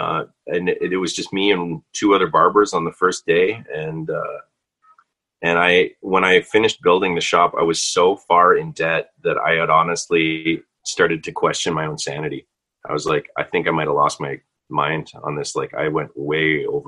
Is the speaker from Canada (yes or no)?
yes; Canada; also born or lived in Vancouver; being Canadian